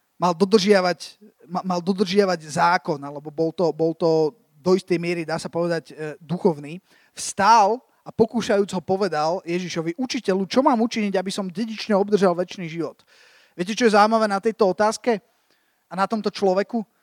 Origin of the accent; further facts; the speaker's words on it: Slovakia; som sa vrátil z tej Ameriky na Slovensko